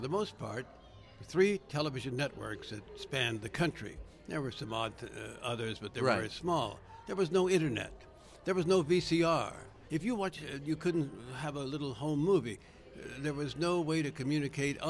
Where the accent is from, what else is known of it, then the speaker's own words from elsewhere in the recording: Southwest, United States; also born or lived in Washington, D.C. / New Mexico; I'm from the Southwest. I live in the Southwest now